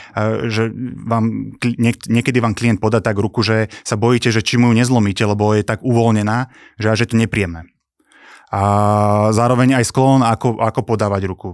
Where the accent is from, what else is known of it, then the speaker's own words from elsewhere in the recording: Trenčín, Trenčín Region, Slovakia; ja som chcel zostať doma v Trenčíne, mi sa toto mesto páči, mám tu rodinu, zázemie